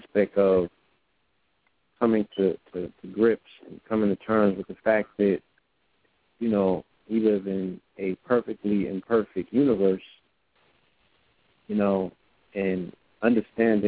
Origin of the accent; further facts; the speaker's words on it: New York, United States; also born or lived in California; we are from New York.